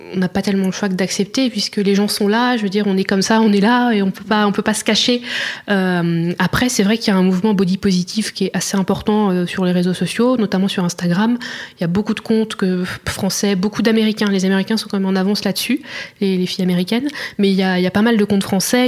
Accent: Auxerre, Bourgogne-Franche-Comté, France; moved away as an adult; also born or lived in Dijon; now in Barcelona, Spain; je suis née à Auxerre, en Bourgogne

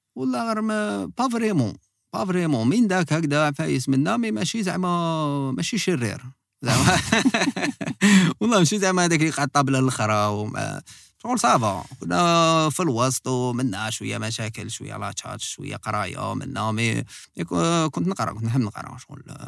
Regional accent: Algiers, Algiers Province, Algeria; كبرنا في في كارتي بوبيلار اللي هو باب الواد بين باب الواد والقصبه آه، تسمح حومتي اللي كبرت فيها

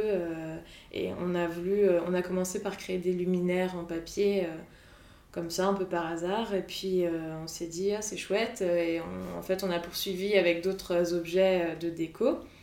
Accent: Brittany, France; also born or lived in Montauban; now in Nantes, France; Moi, je suis bretonne à la base

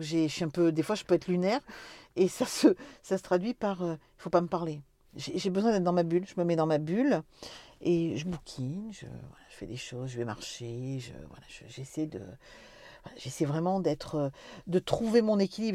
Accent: Corrèze, Nouvelle-Aquitaine, France; on est des Corésiennes

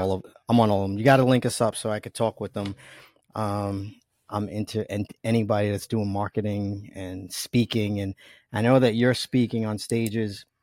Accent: New York, United States; accent: New York; You probably hear my New York accent, and, uh, I don't even try to hide it. I'm proud of being from New York

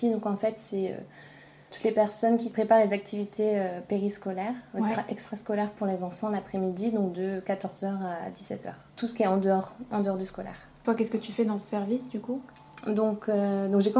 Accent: France; moved away as an adult; also born or lived in Denmark; now in Copenhagen, Denmark; j'ai 29 ans. Euh, j'ai grandi en France. Je suis arrivée au Danemark il y a 6 ans, 5 ou 6 ans.

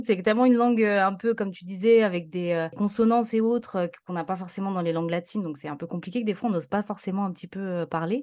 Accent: France; je suis née en France et mes parents sont immigrés.

